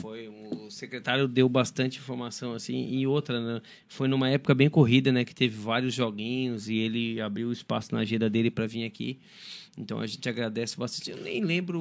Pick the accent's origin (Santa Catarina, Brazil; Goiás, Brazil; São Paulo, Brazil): Santa Catarina, Brazil; Criciúma; eu sou de Criciúma.